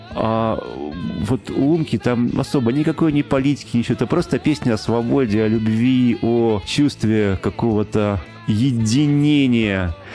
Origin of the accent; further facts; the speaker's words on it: Omsk, Omsk Oblast, Russia; я из Омска